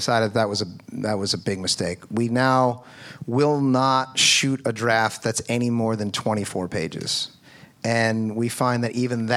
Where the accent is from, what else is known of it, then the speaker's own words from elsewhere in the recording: Philadelphia, Pennsylvania, United States; I'm from Philadelphia